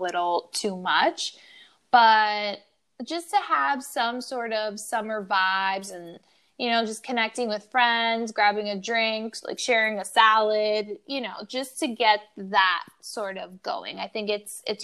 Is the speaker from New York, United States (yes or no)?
yes; New York, United States; I'm a New Yorker.